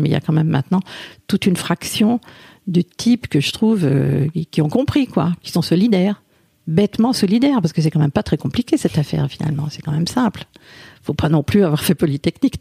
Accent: France; je suis née en France

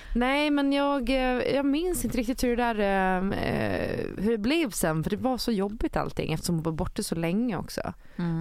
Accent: Gotland, Sweden; eftersom jag är från Gotland och bor där på sommaren

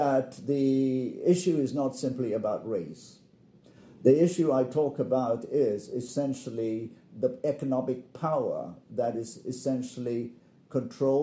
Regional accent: Malaysia; I come from Malaysia

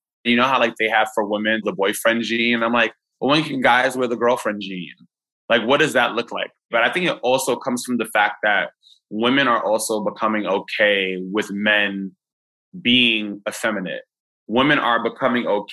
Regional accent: New York City, New York, United States; moved away; also born or lived in Catskills, New York; I was raised in the Bronx, but then I ended up like moving upstate with my mom and the rest of my family

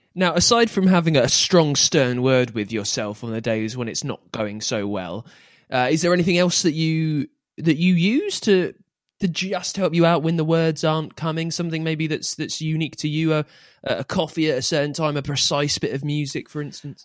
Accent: England, United Kingdom; I'm English

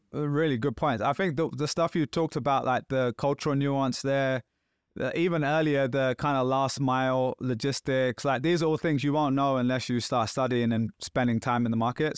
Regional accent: Pakistan; moved away; being Pakistani

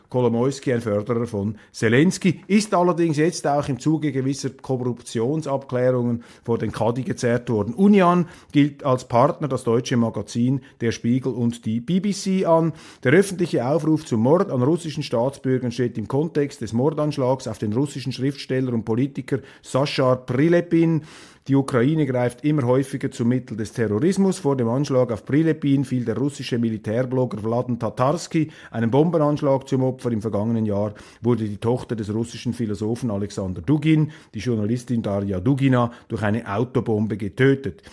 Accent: Switzerland

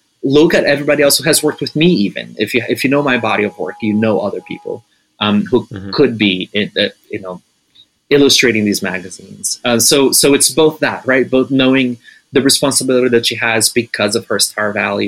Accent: Recife, Pernambuco, Brazil; Recife, actually, my hometown

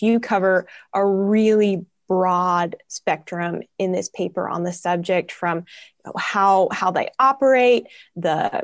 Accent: New England, United States; now in Washington, D.C., United States; I grew up in New England

